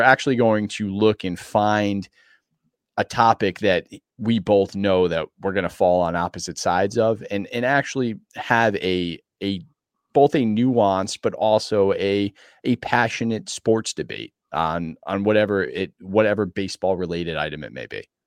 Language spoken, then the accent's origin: English; Connecticut, United States; I was born and raised in Connecticut